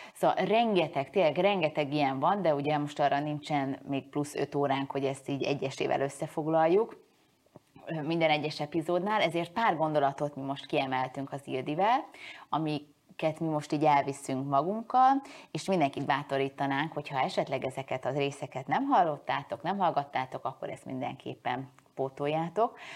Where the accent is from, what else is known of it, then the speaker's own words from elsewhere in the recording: Hungary; én most magyar vagyok-e, ha elköltözöm